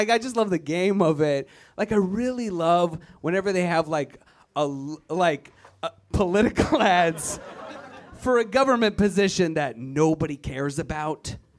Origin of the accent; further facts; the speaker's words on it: Virginia, United States; I am originally from Virginia, white power. It's a terrible place full of terrible people. I'm glad I left, but I gotta go back.